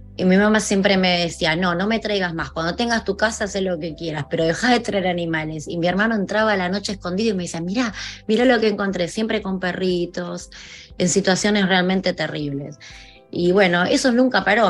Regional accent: Argentina; also born or lived in North Carolina; now in South Florida, United States; mi país, en Argentina.

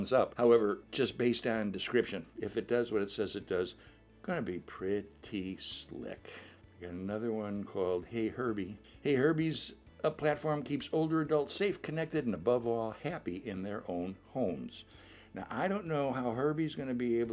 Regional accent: Chicago, Illinois, United States; I grew up in Chicago

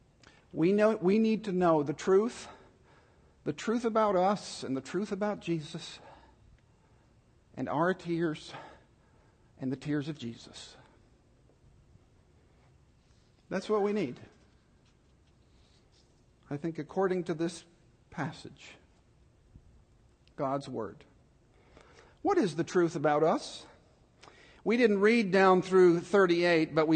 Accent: Dallas, Texas, United States; I grew up in Dallas

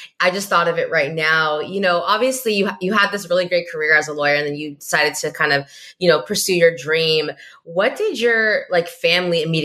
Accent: Northern California, United States; also born or lived in Eritrea; I'm from California, even though I'm from Northern California

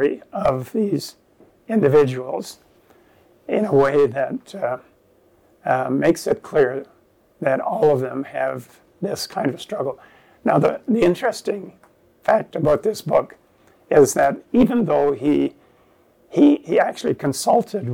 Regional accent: Virgil, Ontario, Canada; the church that I grew up in Ontario, in Virgil

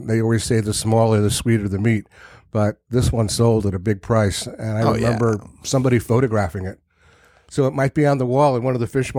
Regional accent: Providence, Rhode Island, United States; born or raised there; also born or lived in Narragansett, Rhode Island

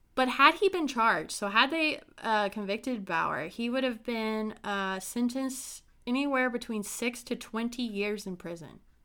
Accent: Brown County, Indiana, United States; I'm from a small town called Brown County in Indiana

